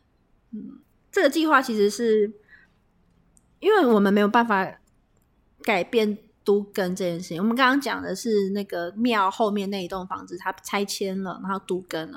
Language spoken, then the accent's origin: Chinese; Taipei, Taiwan; 我是土生土长台北市人